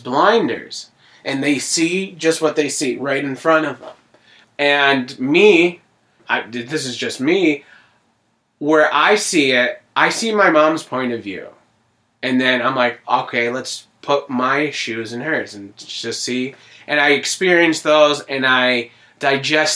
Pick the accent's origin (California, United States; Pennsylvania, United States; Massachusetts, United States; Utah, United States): Pennsylvania, United States; Scranton; also born or lived in New Jersey; For the most part, I lived in Scranton basically my whole life. I mean, I was born in Jersey, and then I moved here when I was 3. My whole life is basically Scranton.